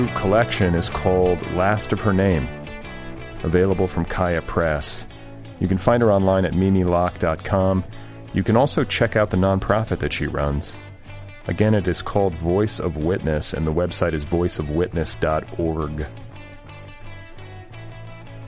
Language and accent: English; United States; as an American